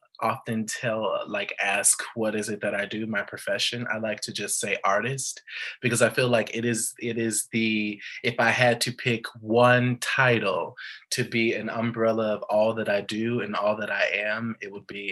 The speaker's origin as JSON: {"language": "English", "town": "Chicago", "region": "Illinois", "country": "United States", "said": "I am from Chicago"}